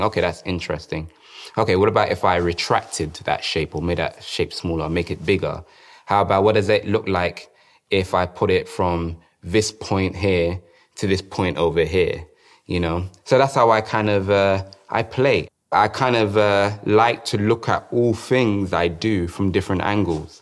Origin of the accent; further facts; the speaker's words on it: London, United Kingdom; I grew up in South London